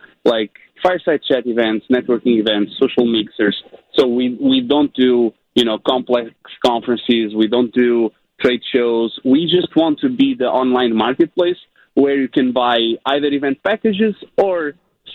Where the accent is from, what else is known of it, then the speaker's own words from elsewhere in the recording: Portugal; moved away; Originally, I'm from Portugal, Europe